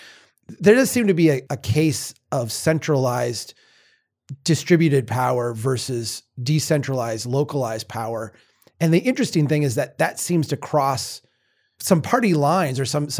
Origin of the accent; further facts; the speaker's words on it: Minnesota, United States; as a Minnesotan, we're not too smug about many things